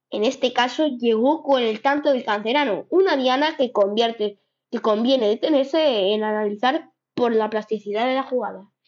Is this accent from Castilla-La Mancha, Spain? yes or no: no; Ceuta, Spain; Es mi equipo donde he nacido.